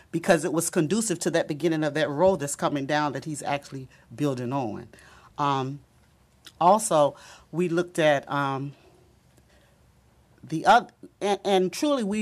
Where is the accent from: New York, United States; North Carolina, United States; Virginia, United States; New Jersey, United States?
Virginia, United States; Norfolk; moved away as an adult; I was born in the Campostella area, actually on Selden and on Selden Avenue on the corner of Selden, and I now live on Hatton Street, back at the house where my mother was born in Campostella